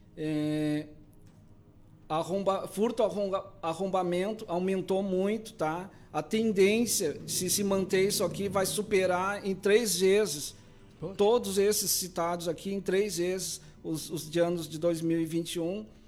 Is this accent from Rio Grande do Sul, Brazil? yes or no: yes; Pedro Osório, Rio Grande do Sul, Brazil; moved away as an adult; also born or lived in Porto Alegre metropolitan region / Novo Hamburgo / São Leopoldo; now in Camaquã, Brazil; Sou natural da região aqui de Pedro Osório